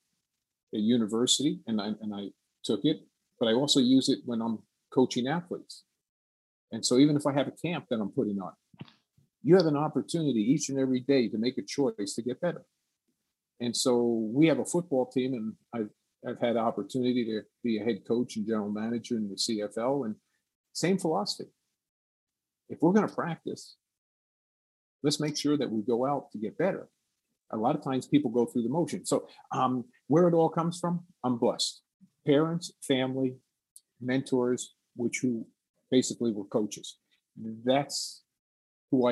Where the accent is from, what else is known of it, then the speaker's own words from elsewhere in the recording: Woodbridge, New Jersey, United States; growing up in New Jersey, and I was a linebacker